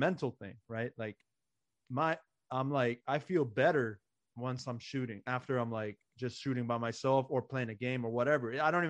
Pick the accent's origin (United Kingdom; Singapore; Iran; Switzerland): Iran; now in United States; growing up in Iran, basketball wasn't even a thing. So I didn't even have like a childhood to be surrounded by the game.